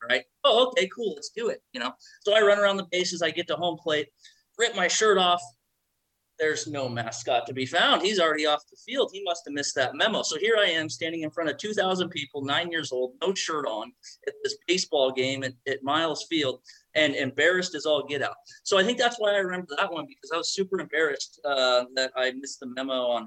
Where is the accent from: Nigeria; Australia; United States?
United States; Southern Oregon; I grew up in Southern Oregon